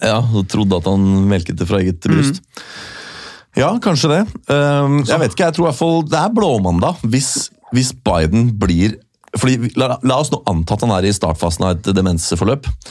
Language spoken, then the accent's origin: Norwegian; Norway; jeg er norsk